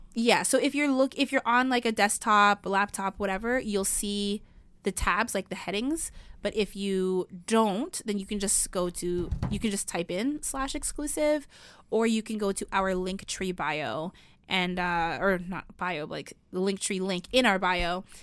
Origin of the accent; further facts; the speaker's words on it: Canada; we don't have that in Canada